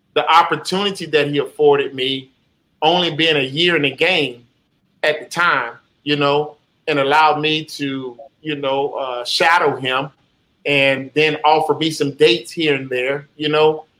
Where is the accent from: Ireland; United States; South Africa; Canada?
United States; Jacksonville, Florida; where I'm from in Jacksonville, you know, Duval County, you know, uh, born and raised on Moncrief, Moncrief in Jacksonville, Florida